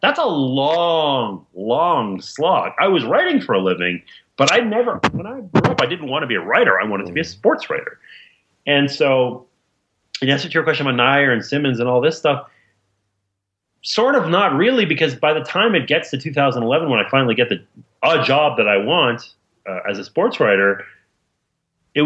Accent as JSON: {"language": "English", "town": "Montreal", "region": "Quebec", "country": "Canada", "tie": "born or raised there", "said": "I grew up in Montreal."}